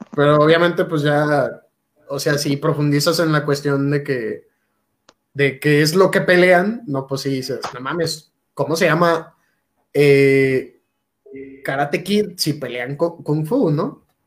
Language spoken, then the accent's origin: Spanish; Mexico